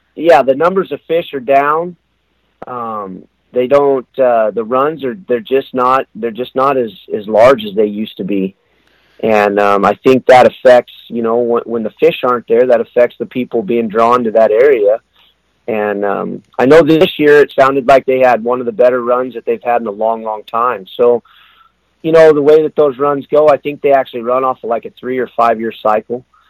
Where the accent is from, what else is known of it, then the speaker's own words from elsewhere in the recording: Soldotna, Alaska, United States; I was born in uh, Soldotna, Alaska, which is down on the Kenai Peninsula. There, my uh, my dad and grandfather were they were in the oil industry